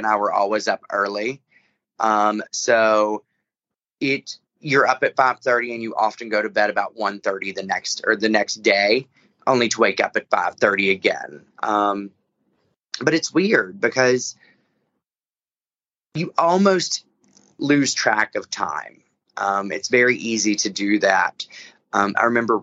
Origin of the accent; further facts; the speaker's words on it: the South, United States; I'm a Southerner